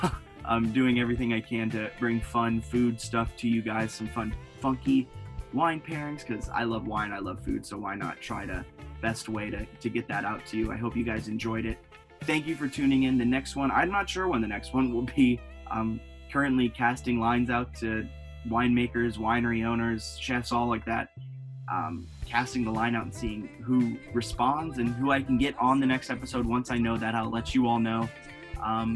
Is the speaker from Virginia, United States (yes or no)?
yes; Virginia, United States; also born or lived in New York City area; growing up in Virginia and I live in Fredericksburg